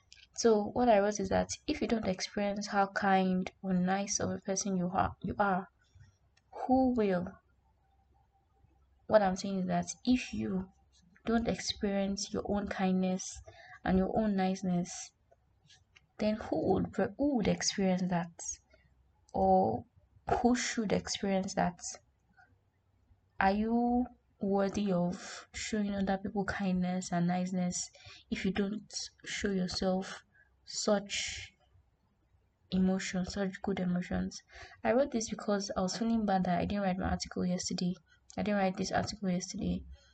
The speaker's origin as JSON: {"language": "English", "country": "Nigeria"}